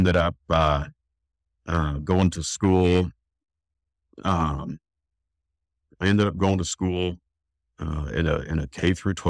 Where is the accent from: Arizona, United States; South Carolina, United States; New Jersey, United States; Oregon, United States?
Oregon, United States; Oregon City; also born or lived in Reno, Nevada; I was born in Reno, Nevada. And I think when I was about 5, I moved up to the Northwest and to Oregon, into Oregon City with my mom